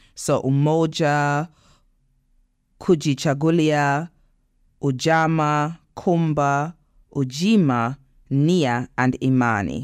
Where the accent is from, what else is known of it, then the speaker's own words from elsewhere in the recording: Nevis, St. Kitts & Nevis; moved away; I grew up in in the Caribbean, as you know, in Nevis